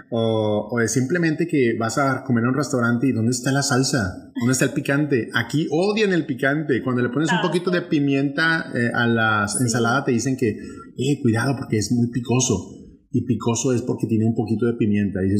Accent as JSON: {"language": "Spanish", "region": "northern Mexico", "country": "Mexico", "accent": "northern Mexican", "moved": "yes", "said": "traigo un regionalismo muy marcado, muy marcado al norte de México y muy marcado simplemente para un grupo de gente. Mi español es así."}